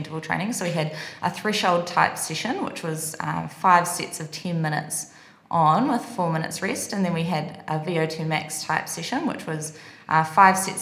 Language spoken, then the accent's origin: English; New Zealand; moved away as an adult; Kiwi, I'm from New Zealand